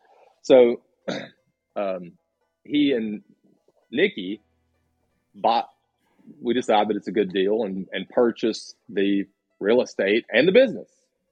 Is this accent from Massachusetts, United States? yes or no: no; Sylva, North Carolina, United States; also born or lived in Atlanta, Georgia; I grew up here in West North Carolina. I went to Fairview Elementary, which is right here in Sylva, and then Smoky Mountain High School. And then when I graduated from Western Carolina University in 98 with a business degree and a major in marketing. And I moved down to Atlanta